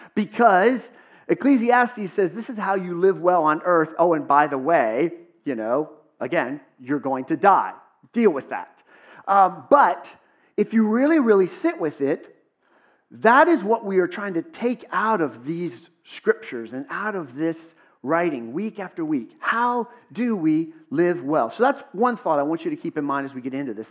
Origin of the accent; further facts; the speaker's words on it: Western Pennsylvania, United States; Western Pennsylvania, we got a lot of snow